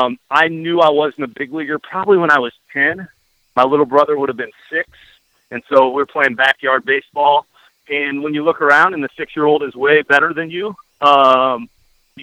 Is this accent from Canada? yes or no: no; Iowa, United States; now in Oxford, United States; I grew up in Iowa